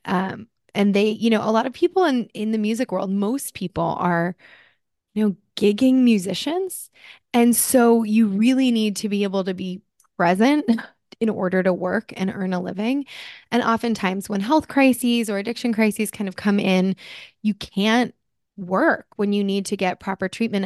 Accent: New Jersey, United States; moved away; I'm originally from New Jersey.

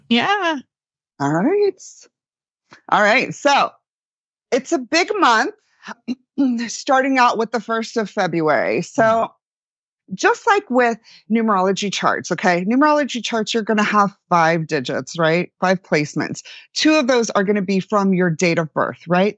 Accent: Florida, United States; I grew up in Florida, like the redneck capital

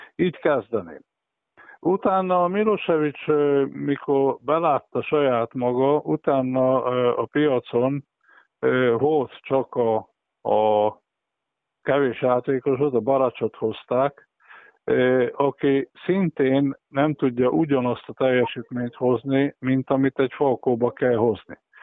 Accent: Western Transdanubia, Körmend, Szombathely, Vas, Hungary; nyugat dunántuliként meg körmendiként, szombathelyiként

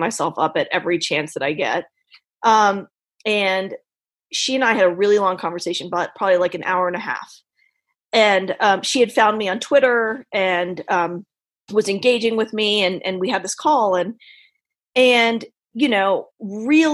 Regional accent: Richmond, Virginia, United States; I grew up in Richmond, Virginia, born and raised

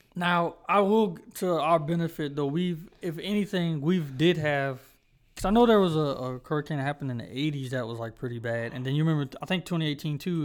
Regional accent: Charlotte, North Carolina, United States; I do not feel like I'm from Charlotte

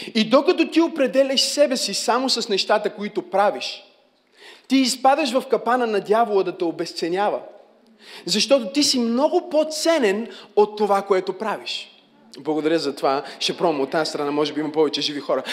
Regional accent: Bulgaria; аз съм от България

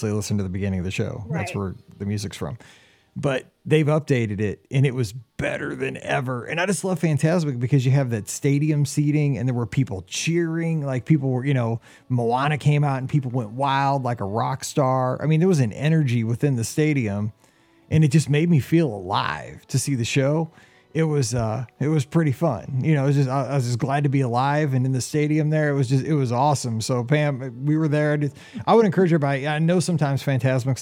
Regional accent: Midwest, United States; I'm a Midwesterner

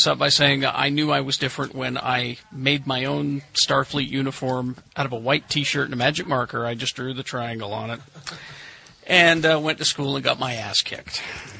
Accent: Salem, United States; I grew up in Salem, a very small town, it's a farming community

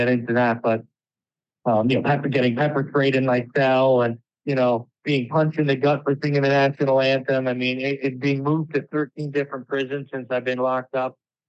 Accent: New York, United States; I'm an entrepreneur from New York. I'm 28 years old now.

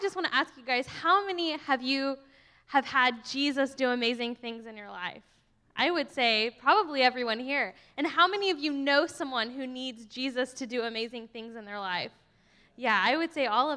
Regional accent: Texas, United States; I'm actually like from Texas and ride horses

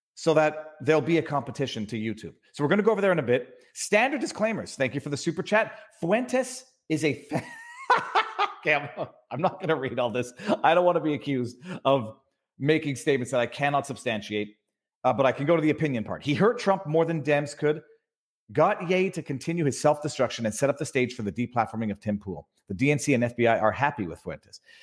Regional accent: Canada; also born or lived in Quebec; now in Florida, United States; I'm from Canada

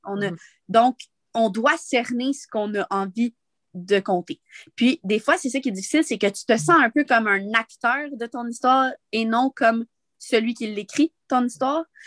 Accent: Montreal, Quebec, Canada; also born or lived in Val-Saint-Côme; moi, je viens de Montréal

